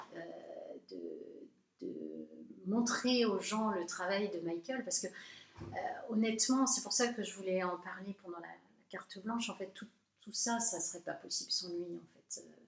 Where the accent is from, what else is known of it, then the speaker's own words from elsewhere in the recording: France; je suis française